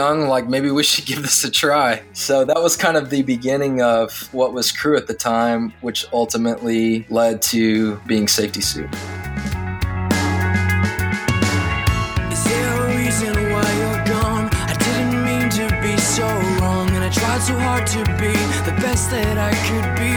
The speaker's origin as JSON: {"language": "English", "region": "southwest Oklahoma", "country": "United States", "tie": "born or raised there", "also_born_or_lived": "Tulsa, Oklahoma / Nashville, Tennessee", "moved": "yes", "said": "I'm originally from Oklahoma. Grew up on a farm, southwest Oklahoma."}